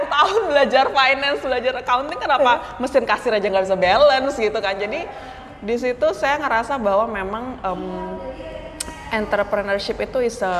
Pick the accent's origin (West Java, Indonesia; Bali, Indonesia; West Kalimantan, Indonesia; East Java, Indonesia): Bali, Indonesia; moved away as an adult; now in Jakarta, Indonesia; Kalau masa kecil sebenarnya saya lahir dan tumbuh di Bali. Okay. Jadi baru kayak merantau ke Jakarta karena kuliah ya, kuliah S1 di Depok gitu.